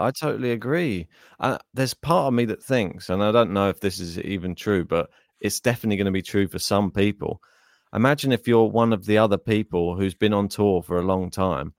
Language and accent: English; United Kingdom; we have a very multicultural society